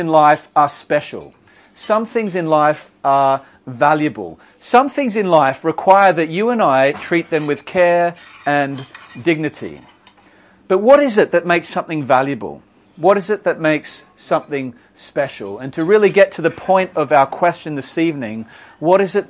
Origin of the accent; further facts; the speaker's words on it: Australia; I'm Australian, in case you're wondering what the accent is